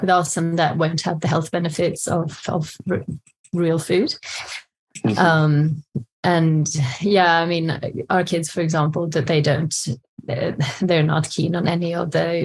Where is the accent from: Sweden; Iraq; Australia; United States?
Sweden; moved away as an adult; now in England, United Kingdom; I'm from Sweden